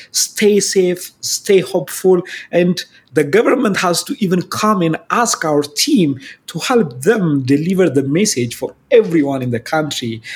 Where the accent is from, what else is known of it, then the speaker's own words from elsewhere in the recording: Ethiopia; I'm from Ethiopia